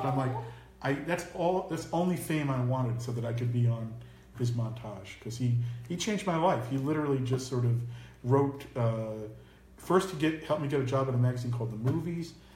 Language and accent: English; Tenafly, New Jersey, United States; also born or lived in New York City; Grew up across the bridge in Tenafly, New Jersey